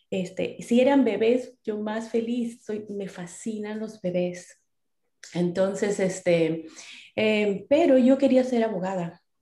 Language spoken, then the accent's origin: Spanish; Trujillo, La Libertad, Peru; moved away as an adult; also born or lived in Arequipa, Peru; now in California, United States; yo soy peruana. Yo nací en las montañas de Perú, en, en Arequipa específicamente. Em, pero muy pequeña, mis padres eh, se mudaron a, Trujillo, que es el norte, es la costa. Em, estudié, viví muchos años de mi juventud en la costa, en Trujillo